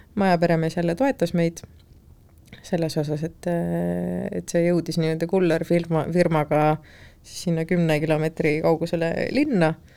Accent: Estonia; tagasihoidliku eestlasena

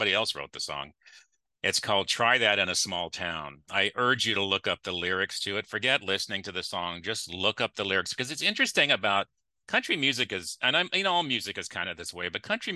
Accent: Clovis, United States; I grew up in Clovis, which is not what it is now

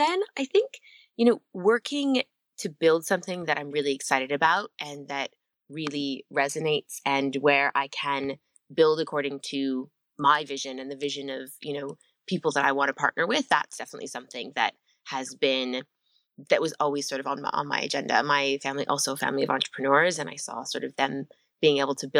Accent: Vancouver, British Columbia, Canada; moved away as an adult; also born or lived in Southern Africa; now in London, United Kingdom; I'm Canadian and I'm from Vancouver originally, but actually ended up in London to do my MBA

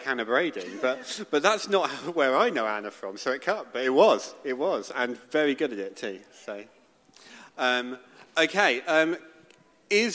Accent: Bath, South West England, United Kingdom; I am from Bath in Somerset

